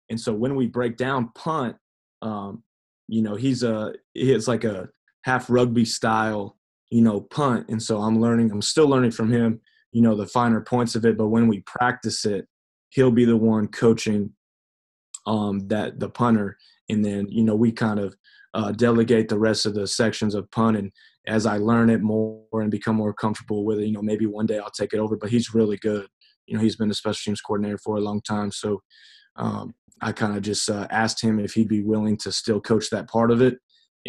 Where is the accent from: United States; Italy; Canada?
United States; Omaha, Nebraska; You know, I never was. I could appreciate it, you know, because that's where I was.